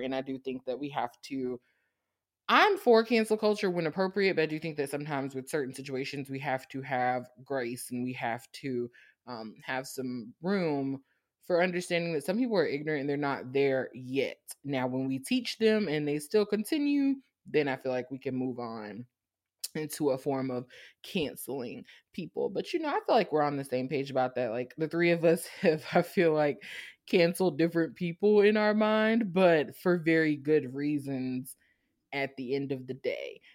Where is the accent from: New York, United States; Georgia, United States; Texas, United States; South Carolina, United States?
Georgia, United States; Savannah; I'm from Savannah. Savannah State is right there. That was my whole childhood